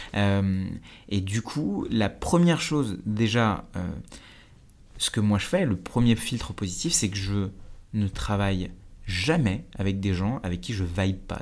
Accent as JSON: {"language": "French", "country": "France", "tie": "born or raised there", "also_born_or_lived": "India", "said": "j'ai grandi en Inde, puis après, je suis, je arrivé en France, j'ai grandi en banlieue"}